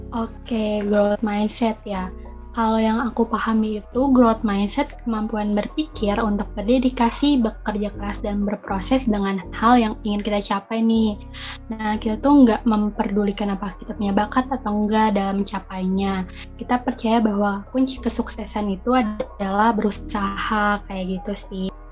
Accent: Jakarta, Indonesia; moved away; also born or lived in Bogor; Asal aku dari Jakarta dan sekarang menjadi mahasiswi semester 3 di Institut Pertanian Bogor

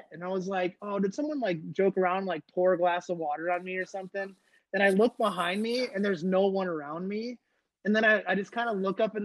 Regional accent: Dayton, Ohio, United States; where I grew up in Dayton, Ohio. We had the Dayton Dynamo.

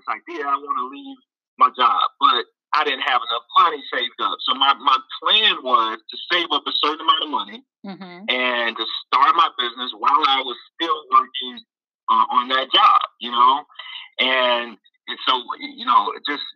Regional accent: Nashville, Tennessee, United States; born and raised in my hometown, Nashville, Tennessee

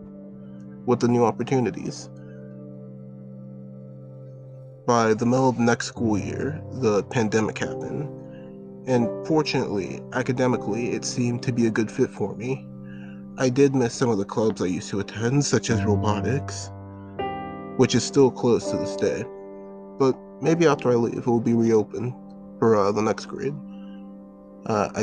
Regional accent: Long Island, New York, United States; I was born on Long Island in 2002 and have been on the island for most of my life

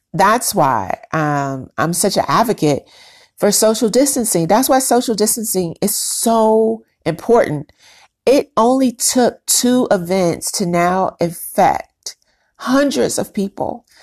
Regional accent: Chicago, Illinois, United States; now in Houston, United States; my hometown, which is Chicago, and my current town, my home, Houston, Texas

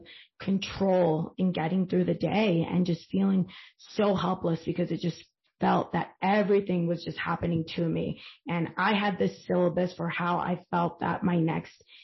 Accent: Long Island, New York, United States; you're from Long Island, as am

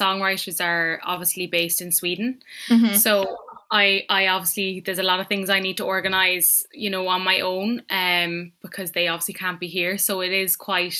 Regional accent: Ballinasloe, Connacht, Ireland; I'm from Ballinasloe in County Galway. Mm-hmm. So it's a small little town in the east of Galway, and it's amazing little town. I love it. I love being from here.

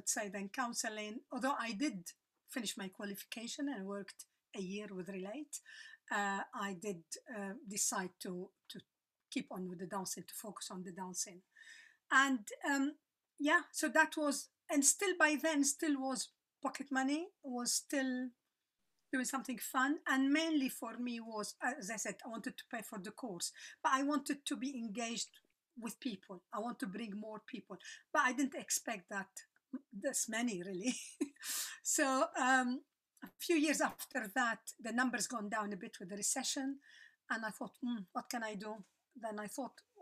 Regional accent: Lebanon; moved away as an adult; also born or lived in South Africa; I'm Lebanese. I was born in Lebanon, lived there until I was 35.

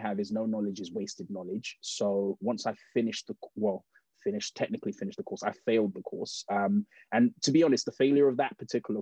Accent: United Kingdom; I am British born, of Nigerian heritage.

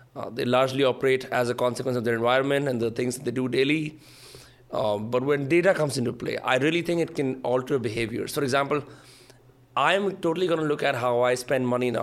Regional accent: India

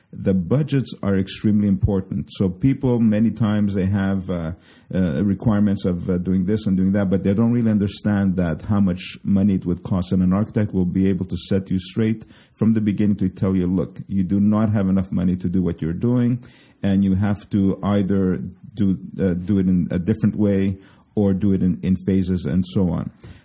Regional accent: Canada; now in United States; And I'm from Canada, so I'm licensed in Quebec.

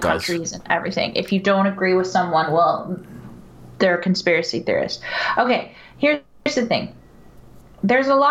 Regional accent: Houston, Texas, United States; Growing up in Houston, where NASA is located

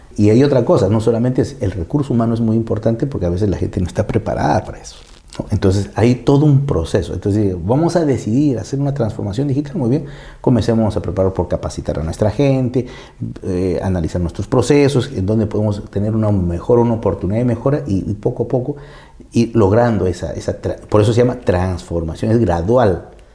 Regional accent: Peru; nosotros internamente como peruanos

